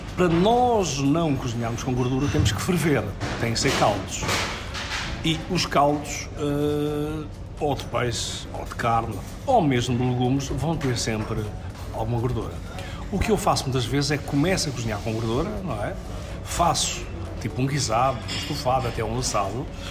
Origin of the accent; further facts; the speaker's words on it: Lisbon, Portugal; era uma coisa tão comum em Lisboa, porque foi onde eu cresci